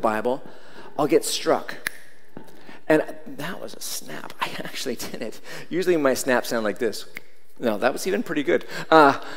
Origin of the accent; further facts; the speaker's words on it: Seattle, Washington, United States; When I was growing up in Seattle